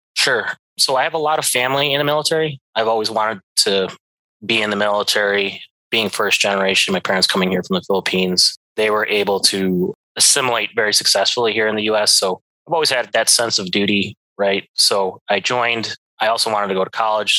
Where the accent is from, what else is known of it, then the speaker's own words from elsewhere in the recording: Chicago, Illinois, United States; moved away as an adult; also born or lived in Montana; I was born and raised here in Chicago.